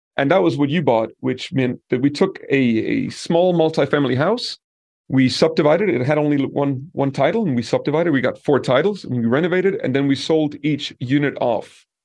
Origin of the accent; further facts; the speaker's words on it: Denmark; moved away as an adult; also born or lived in Peru / Brazil / Italy; now in Colombia; I come from Denmark